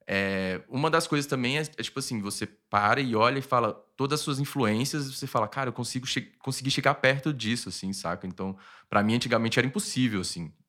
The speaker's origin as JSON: {"language": "Portuguese", "region": "Pernambuco", "country": "Brazil", "tie": "born or raised there", "said": "que, né, eu cresci ouvindo lá em Pernambuco."}